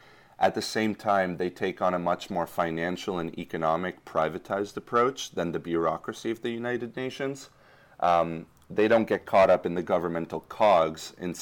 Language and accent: English; Madrid, Community of Madrid, Spain; born there; I was born in Madrid and my late father was Spanish, so absolutely fluent.